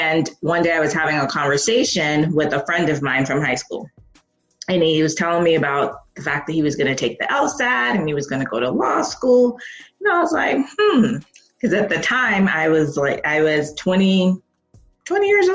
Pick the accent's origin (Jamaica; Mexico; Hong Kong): Jamaica; I'm Jamaican and I come from a family of very educated people